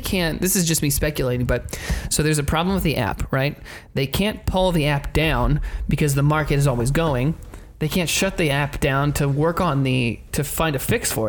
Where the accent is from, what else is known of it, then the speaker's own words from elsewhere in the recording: Indiana, United States; moved away; I'm from Indiana.